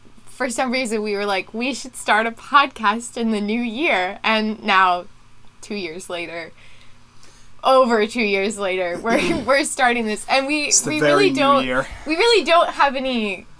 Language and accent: English; Philadelphia, Pennsylvania, United States; also born or lived in Florida; when I turned one, we moved from Florida to the Philly area in Pennsylvania, which is where we're located